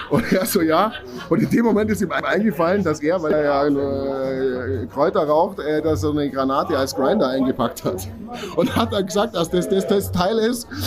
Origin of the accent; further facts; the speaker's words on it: Landsberg am Lech, Bavaria, Germany; Ja, ich tätowiere jetzt seit ja, 20 Jahren. Ich komme aus Landsberg am Lech.